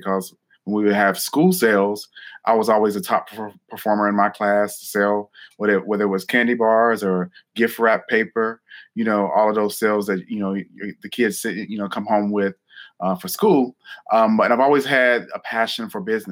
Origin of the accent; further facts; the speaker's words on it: Newton, North Carolina, United States; I was born and raised in North Carolina. And I grew up in a small town called Newton, North Carolina